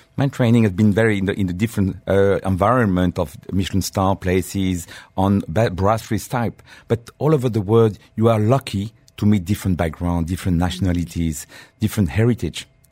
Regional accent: Normandy, France; English is a second language; moved away as an adult; now in United Arab Emirates; I grew up in my dear country, uh, eh, village of Normandy

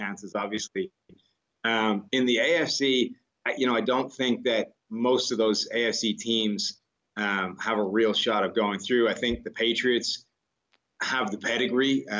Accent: Ireland; now in United States; I come from Ireland

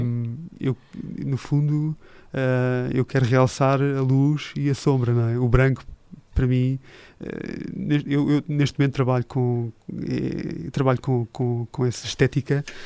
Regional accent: Portugal; also born or lived in Switzerland / United States / Japan; eu sou português

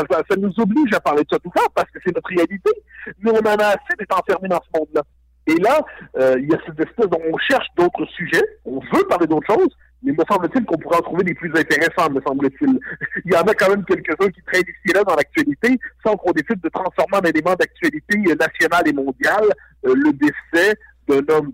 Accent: Quebec, Canada; je suis québécois.

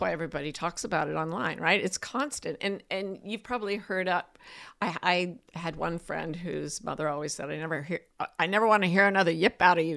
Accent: Utah Valley, United States; moved away; I was raised in Utah Valley, which is the heart of Utah State, which is also known as Happy Valley

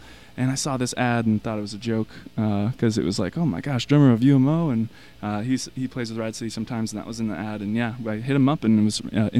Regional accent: Portland, Oregon, United States; now in Cannon Beach, United States; I actually just moved to the Oregon coast. I live in Cannon Beach now, but I was raised in Portland.

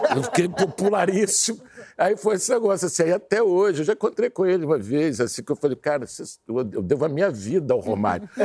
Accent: Brazil

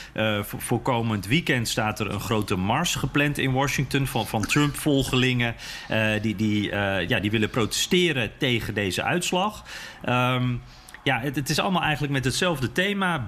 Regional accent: Netherlands; als Nederlander

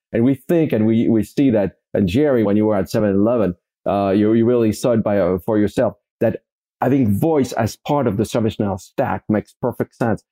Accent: Paris, Île-de-France, France; I grew up in France, Paris, France, born and raised in, uh, in Paris.

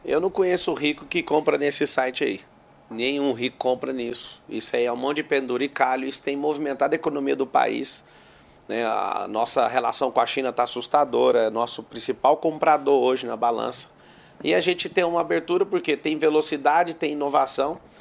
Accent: Goiás, Brazil; Eu sou goiano também

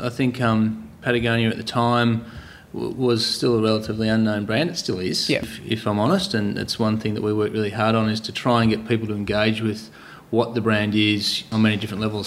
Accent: Torquay, Victoria, Australia; I was brought up here in Torquay

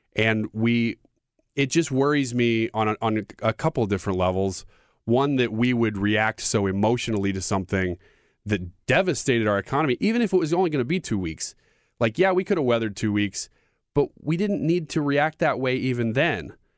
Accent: United States; as an American

